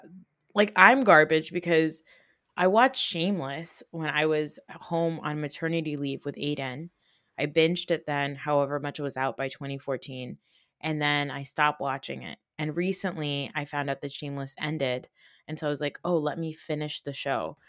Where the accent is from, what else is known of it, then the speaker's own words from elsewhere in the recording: Northwest New Jersey, United States; also born or lived in Newark, New Jersey; we grew up in North Jersey, but we grew up in Northwest Jersey